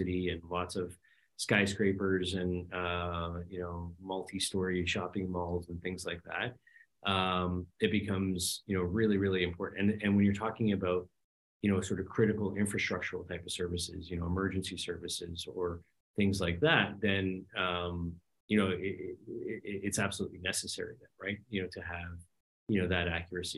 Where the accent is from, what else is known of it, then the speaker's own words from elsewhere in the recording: Canada; as a Canadian